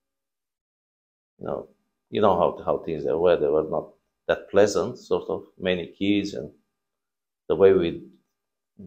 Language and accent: English; Brad, Hunedoara County, Romania; moved away; also born or lived in Marghita, Romania; I was born in Brad